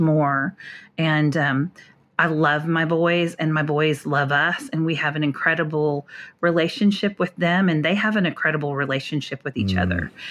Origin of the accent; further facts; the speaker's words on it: North Dakota, United States; also born or lived in Minnesota; now in Houston, United States; moved to North Dakota to a small rural farming town in the seventies